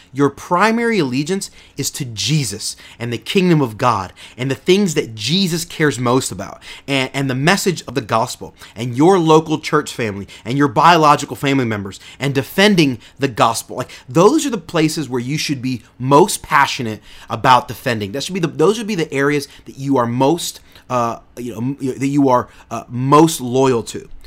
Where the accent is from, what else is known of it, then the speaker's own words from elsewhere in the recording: United States; me as an American